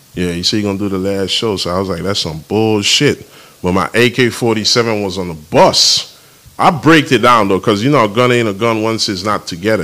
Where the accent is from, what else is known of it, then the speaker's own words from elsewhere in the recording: U.S. Virgin Islands; I'm from St. Thomas.